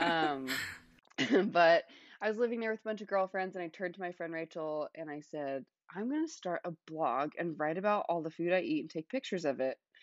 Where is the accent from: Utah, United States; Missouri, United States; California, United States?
Utah, United States; Salt Lake City; moved away as an adult; now in Washington State, United States; I am from Salt Lake City, Utah. That's where I grew up